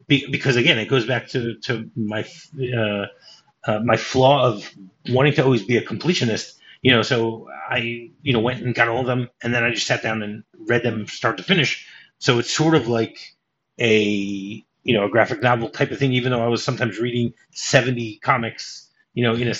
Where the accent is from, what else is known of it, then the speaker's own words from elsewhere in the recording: United States; moved away as an adult; now in Israel; I moved from the States to Israel